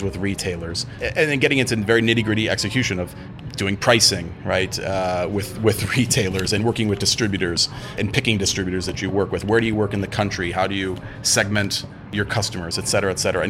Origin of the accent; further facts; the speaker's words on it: Cleveland, Ohio, United States; moved away as an adult; now in Ukraine; I'm from Cleveland, Ohio originally